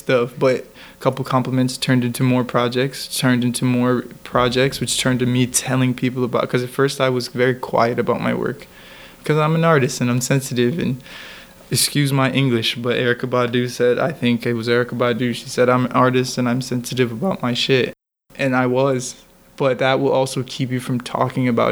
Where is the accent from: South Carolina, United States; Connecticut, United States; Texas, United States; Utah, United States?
Connecticut, United States; moved away as an adult; now in New York City, United States; We're in New York City. I'm from Connecticut